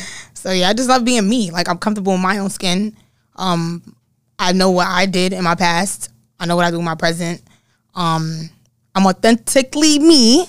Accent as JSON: {"language": "English", "town": "New York City", "region": "New York", "country": "United States", "said": "I'm from the Bronx"}